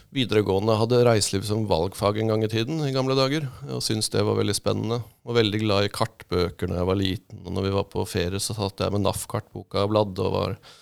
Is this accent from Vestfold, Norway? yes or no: no; Drammen, Buskerud, Norway; moved away as an adult; also born or lived in Asker, Norway; now in Mandal, Norway; Jeg er fra, som jeg ofte sier, fra Asker og Drammen, eh, som jeg er oppvokst i.